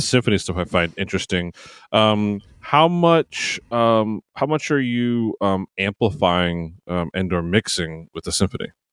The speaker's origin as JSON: {"language": "English", "region": "Maryland", "country": "United States", "moved": "yes", "said": "I'm originally from Maryland"}